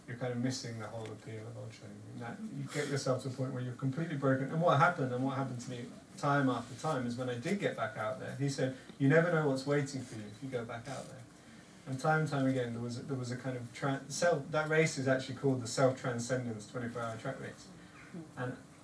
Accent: Devon, South West England, United Kingdom; I'm from Devon

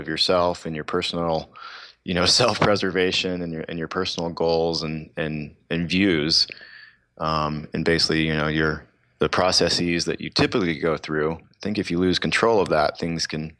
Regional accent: the South, United States; Growing up in the South, the questions are always, are you hunting and fishing?

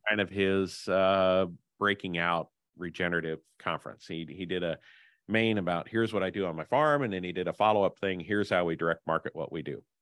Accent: Henry County, Illinois, United States; I grew up in Henry County, the self-proclaimed hog capital of the world

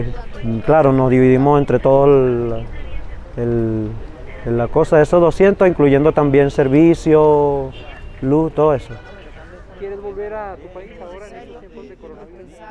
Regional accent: Barcelona, Anzoátegui, Venezuela; moved away; estudiar allá en Venezuela, pero por las condiciones no se pudo dar, entonces me tuve que quedar acá.

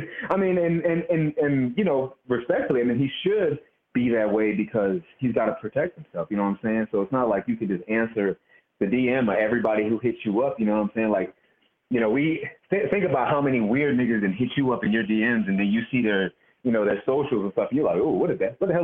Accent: East Coast, United States; I grew up on the East Coast in my grandmama's kitchen

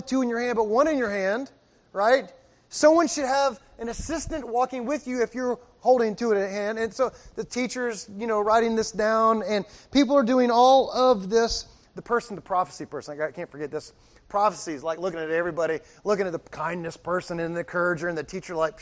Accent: Miami, Florida, United States; I'm from Miami

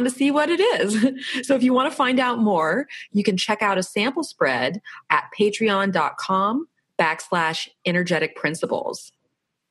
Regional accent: Florida, United States; now in San Diego, United States; I'm from Florida, so we kind of have that East Coast, Southeast going on

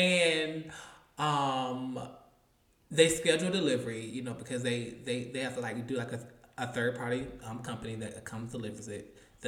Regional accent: Atlanta, Georgia, United States; And when I tell you, we're from Atlanta.

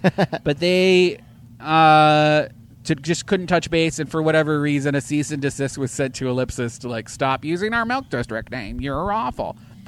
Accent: Winter Park, Florida, United States; I'm from Winter Park.

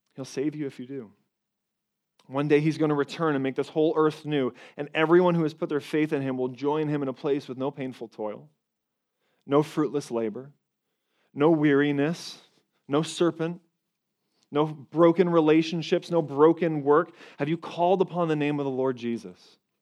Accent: Toronto, Ontario, Canada; I'm from Canada, up in Toronto

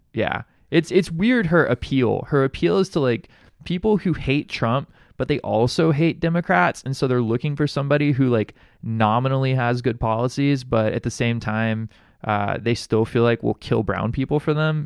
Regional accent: Alabama, United States; now in Hawaii, United States; being from Alabama, like I, I grew up in an in an environment where it's not work across the aisles

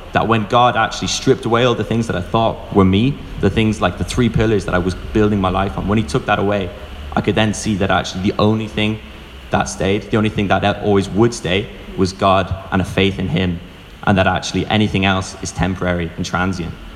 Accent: Wicklow, Leinster, Ireland; I'm from Wicklow

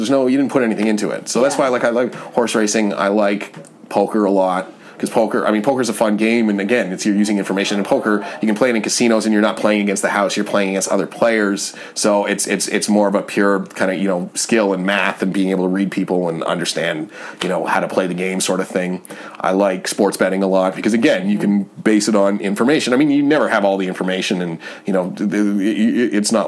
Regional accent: Canada; moved away; as a Canadian, you grow up with it

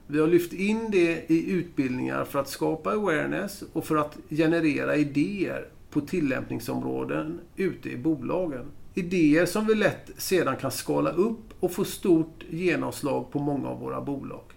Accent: Gothenburg, Västra Götaland, Sweden; born or raised there; moved away as an adult; now in Stockholm, Sweden

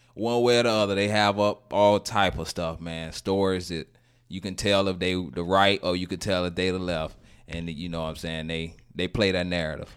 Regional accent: Gainesville, Florida, United States; moved away; I'm from Gainesville

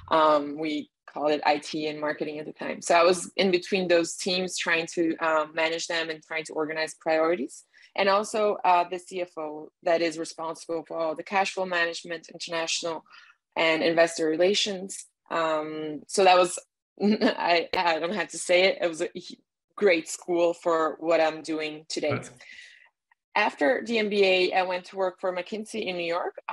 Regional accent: Brazil; also born or lived in Miami, United States / Germany; I was born in Brazil and then raised between Miami, a farm in the countryside of Brazil, and sometimes um, randomly in Germany for a few months.

